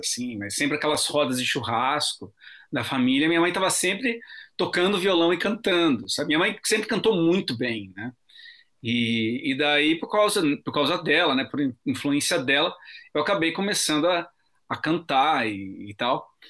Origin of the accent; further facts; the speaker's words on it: Bragança Paulista, São Paulo, Brazil; Eu sou de Bragança Paulista, uma cidade que fica a 70 quilômetros de São Paulo